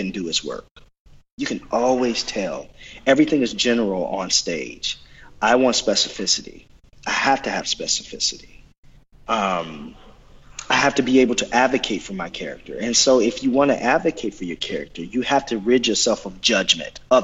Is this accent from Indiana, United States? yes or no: no; Oklahoma, United States; I'm from Oklahoma